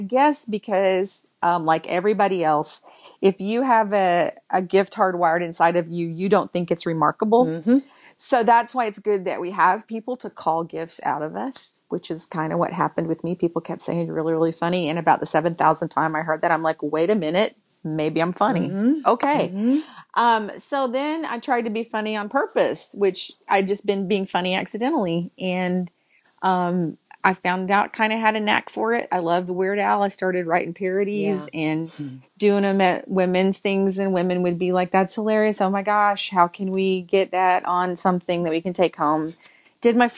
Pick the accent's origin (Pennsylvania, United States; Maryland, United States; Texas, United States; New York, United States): Texas, United States; born and raised in Texas in a family full of preachers and singers.